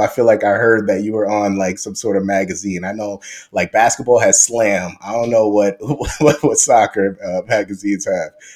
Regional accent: New York City, New York, United States; I grew up in Queens

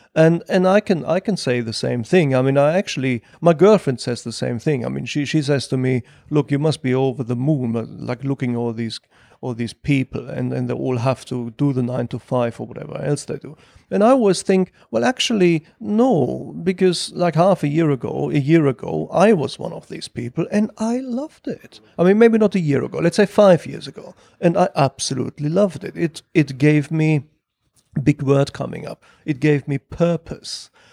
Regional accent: Ruhr Valley, North Rhine-Westphalia, Germany; moved away as an adult; now in London, United Kingdom; I was born in Germany and roughly I spent half my life in Germany and half my life

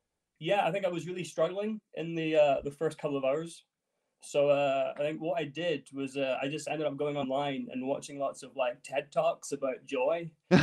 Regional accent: Edinburgh, Scotland, United Kingdom; now in London, United Kingdom; But yeah, I was born and raised in Edinburgh, but I do live in London.

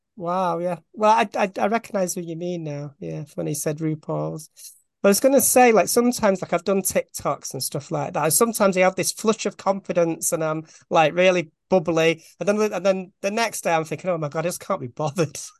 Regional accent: Bolton, North West England, United Kingdom; I'm from Bolton, which is just outside Manchester

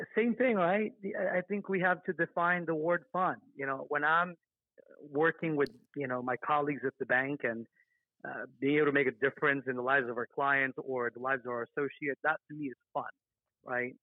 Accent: Las Vegas, Nevada, United States; I grew up in Las Vegas, Nevada.

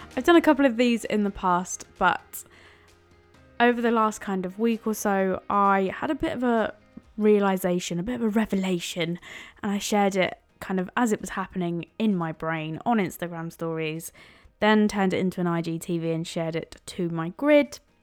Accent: London, United Kingdom; now in Cambridgeshire, United Kingdom; I was born in East London, but now live in Cambridgeshire.

